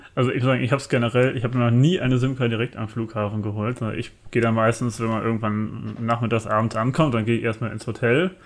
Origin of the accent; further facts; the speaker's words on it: Germany; für uns Deutsche